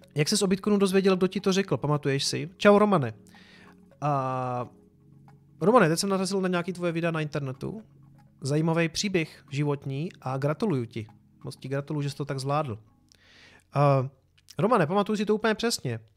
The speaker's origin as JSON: {"language": "Czech", "country": "Czechia"}